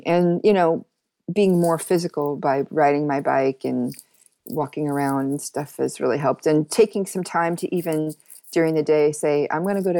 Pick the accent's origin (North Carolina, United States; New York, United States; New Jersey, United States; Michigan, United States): New York, United States; But the work ethic coming as a New Yorker and an American is completely different.